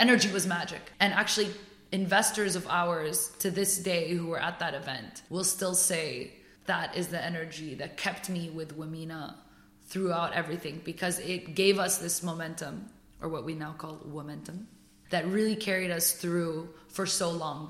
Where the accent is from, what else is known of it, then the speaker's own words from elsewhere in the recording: Paris, Île-de-France, France; moved away as an adult; now in United Arab Emirates; I was born and raised in Paris